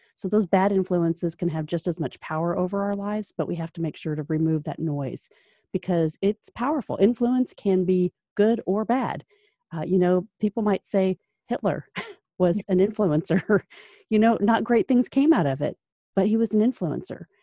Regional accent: Orlando, Florida, United States; now in Indianapolis, United States; I was originally from Orlando, so, uh, you know, and a Florida native that moved to Indiana North

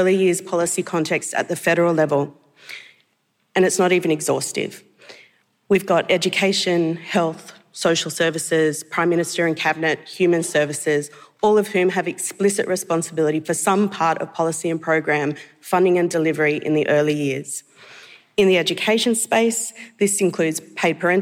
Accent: New South Wales, Australia; also born or lived in Bundjalung country, eastern New South Wales; now in Victoria, Australia; I was born on Bundjalung country in eastern New South Wales, and I grew up mostly on the Kamilaroi track, and I now live and work on the traditional lands of the Kulin Nations

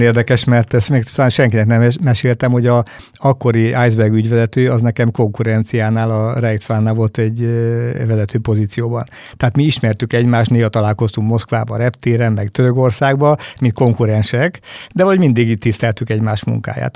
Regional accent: Battonya, Békés, Hungary; én falusi gyerek vagyok, Batonyán születtem

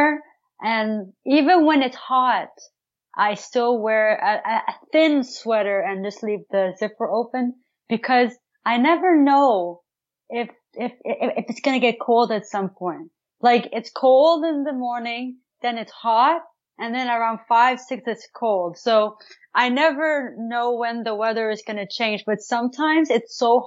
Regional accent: Ottawa, Ontario, Canada; I'm from Canada, Ottawa, Ontario

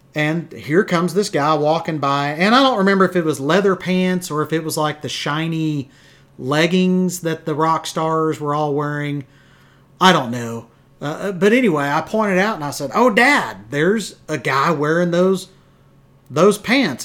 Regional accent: Wichita Falls, Texas, United States; we're from Wichita Falls.

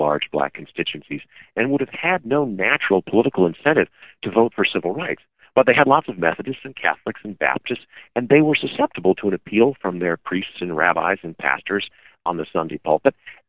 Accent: Illinois, United States; I'm from Illinois

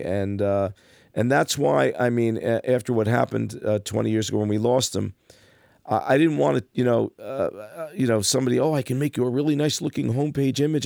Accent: Passaic, New Jersey, United States; growing up in Passaic

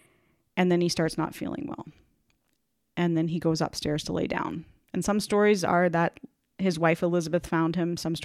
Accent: an hour from London, Ontario, Canada; London, Ontario, Canada, which is located an hour from my hometown

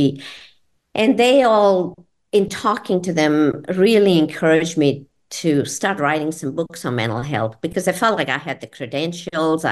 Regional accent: India; also born or lived in Georgia, United States; now in Florida, United States; being an Indian

